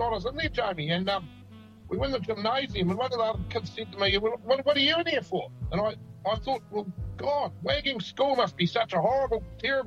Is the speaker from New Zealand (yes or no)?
yes; Wellington, New Zealand; I was from Wellington in them days